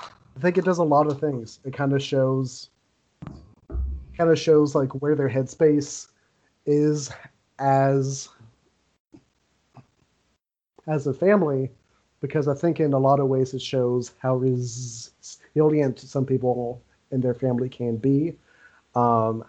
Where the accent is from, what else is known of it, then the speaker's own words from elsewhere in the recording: Owensboro, Kentucky, United States; also born or lived in Fayette County, Kentucky; I moved from Owensboro into Fayette County